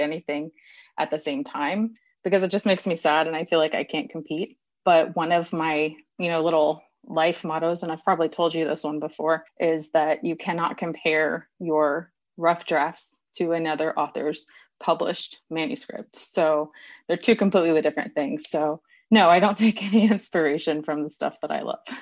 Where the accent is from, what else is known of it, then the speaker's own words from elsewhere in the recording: Texas, United States; I'm a Texan